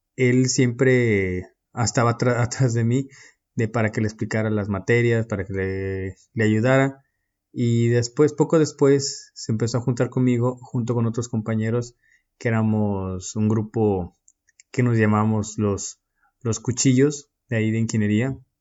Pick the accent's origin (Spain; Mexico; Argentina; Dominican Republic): Mexico; moved away as an adult; now in Istanbul, Turkey